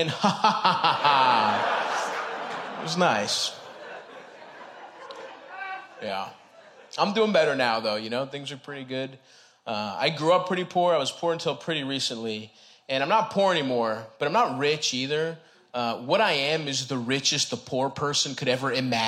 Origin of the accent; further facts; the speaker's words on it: Baltimore, Maryland, United States; I grew up in Southeast Baltimore, Greek town.